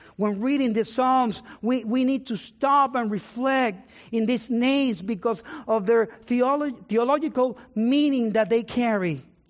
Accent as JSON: {"language": "English", "town": "San Juan", "country": "Puerto Rico", "tie": "born or raised there", "moved": "yes", "said": "I was born in Puerto Rico, in the city of San Juan"}